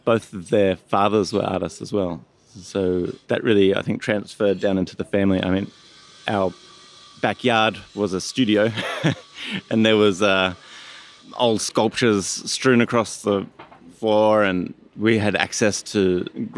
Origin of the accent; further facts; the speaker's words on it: Australia; moved away; I'm from Australia.